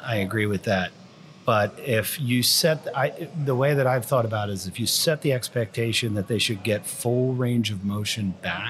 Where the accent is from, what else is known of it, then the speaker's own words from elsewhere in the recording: New Jersey, United States; Because I'm from Jersey.